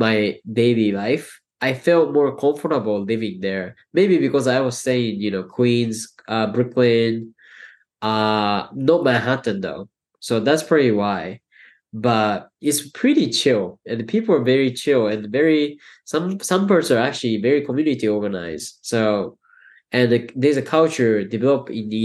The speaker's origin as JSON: {"language": "English", "region": "Tokyo", "country": "Japan", "tie": "born or raised there", "also_born_or_lived": "Ithaca, New York", "first_language": "Japanese", "second_language": "English", "moved": "as an adult", "lives_now": "New York City, United States", "said": "I live in big city because I grew up in Tokyo."}